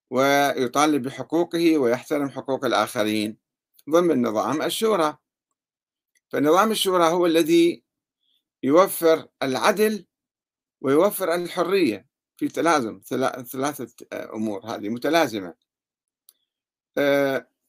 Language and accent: Arabic; Yemen; عندنا في اليمن أيضا هناك جمهورية يمنية يؤمن بها الزيدية عموما